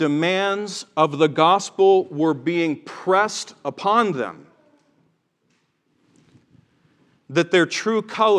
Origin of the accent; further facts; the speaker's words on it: Tennessee, United States; He drove that accent out of me. But growing up in the South, and growing up in Tennessee especially, just the tattered remnants of the Bible Belt, whatever's left of it.